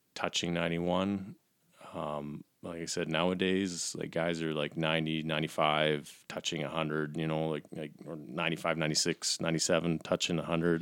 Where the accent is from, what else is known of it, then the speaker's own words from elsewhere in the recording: Calgary, Alberta, Canada; I grew up here in Calgary